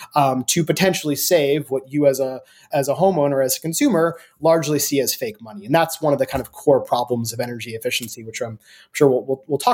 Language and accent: English; United States; we're American.